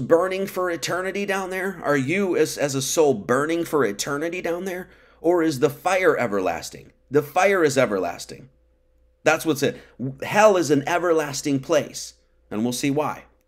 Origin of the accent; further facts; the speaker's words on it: Wisconsin, United States; I grew up in Wisconsin